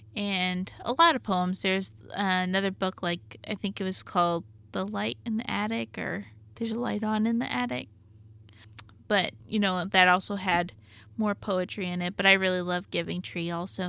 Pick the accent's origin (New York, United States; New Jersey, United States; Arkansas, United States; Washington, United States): Arkansas, United States; I'm from Arkansas